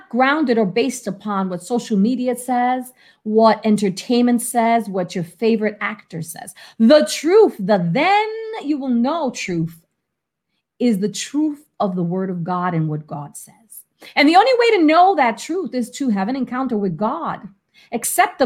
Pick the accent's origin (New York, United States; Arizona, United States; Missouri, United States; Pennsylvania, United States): New York, United States; New York City; moved away; also born or lived in Florida; I was from the Bronx in New York